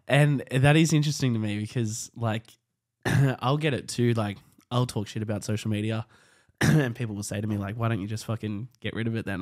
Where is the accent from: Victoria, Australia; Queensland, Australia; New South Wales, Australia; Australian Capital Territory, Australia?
New South Wales, Australia; Hawkesbury; I'm from the Hawkesbury and I remember when North Richmond skate park was built